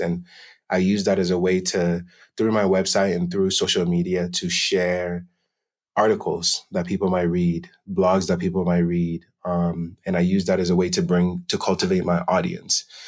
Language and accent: English; Denver, Colorado, United States; also born or lived in Accra, Ghana; I was originally born and raised in Accra, Ghana, and grew up in Denver, Colorado, and have been living here ever since.